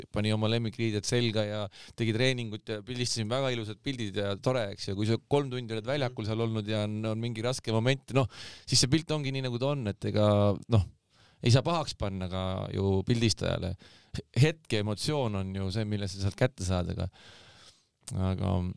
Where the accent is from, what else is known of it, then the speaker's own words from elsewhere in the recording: Saare County, Estonia; mina ise olen Saaremaalt pärit, onju, saarlane